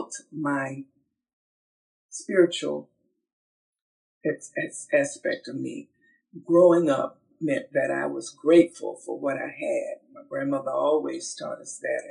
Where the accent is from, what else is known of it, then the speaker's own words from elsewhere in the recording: Georgia, United States; I was born from the Georgia red clay, born into an agrarian family